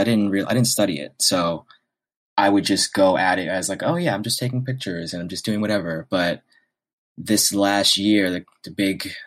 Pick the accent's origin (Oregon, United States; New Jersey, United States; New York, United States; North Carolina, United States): New York, United States; New York City; I was born and raised in New York City, specifically in Harlem